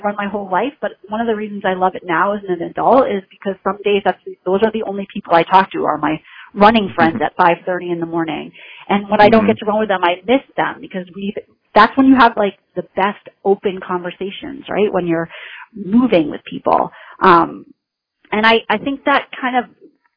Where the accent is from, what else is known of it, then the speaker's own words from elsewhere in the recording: New Hampshire, United States; moved away as an adult; now in Western Massachusetts, United States; I grew up in New Hampshire, actually